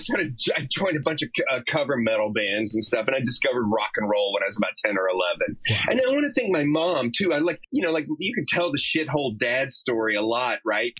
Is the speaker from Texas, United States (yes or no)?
yes; Texas, United States; we're totally rednecks from Texas, man.